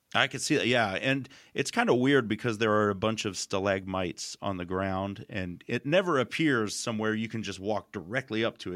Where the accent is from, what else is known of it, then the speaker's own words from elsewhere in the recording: United States; I grew up in America